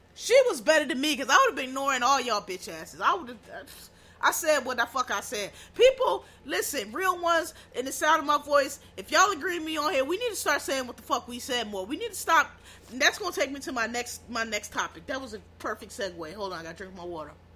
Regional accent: Pennsylvania, United States; I'm from Pennsylvania

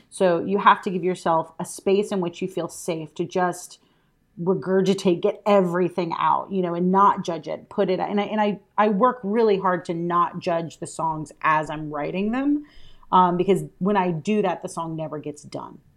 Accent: Alabama, United States; I'm from Alabama

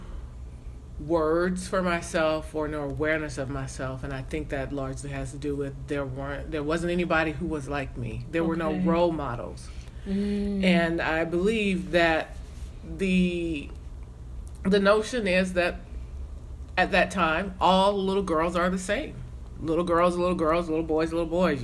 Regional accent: South Carolina, United States; I was a kid growing up in South Carolina

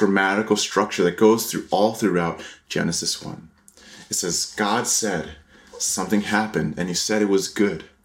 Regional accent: Connecticut, United States; also born or lived in Taiwan; I grew up in Connecticut

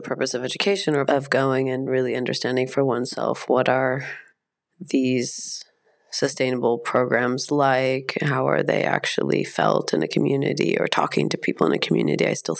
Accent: United States; Being raised as an American, there is a lot of ethnocentrism. And as a privileged white American, there is a sense that you can kind of do anything that you want to.

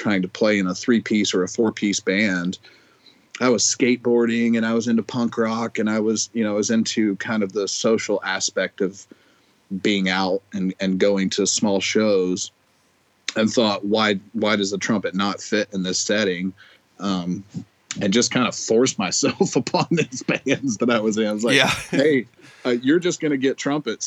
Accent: Georgia, United States; moved away as an adult; also born or lived in Colorado; now in Des Moines, United States; I grew up in Georgia

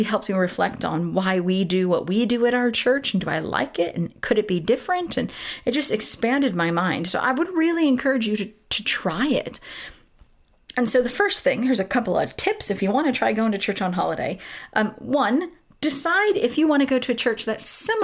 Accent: Southern California, United States; moved away as an adult; now in United Kingdom; I grew up in Southern California

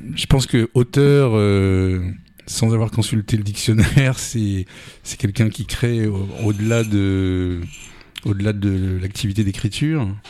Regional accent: Paris region, Île-de-France, France; moved away as an adult; also born or lived in Amiens; now in Touraine, France; je suis né en 1960 et à partir de 1966, j'ai immigré donc en, région parisienne.

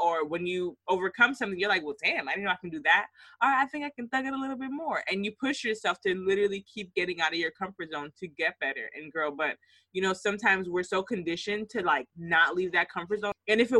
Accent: United States; growing up in the States

